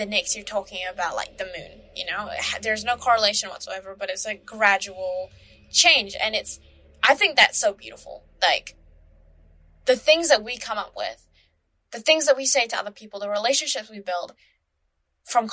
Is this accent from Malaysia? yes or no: yes; Malaysia; now in New Zealand; my home country, Malaysia